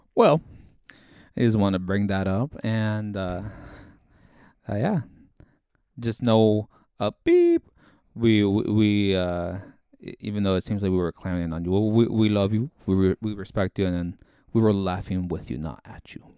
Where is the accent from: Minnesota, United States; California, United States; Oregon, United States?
California, United States; Orange County; we're from Orange County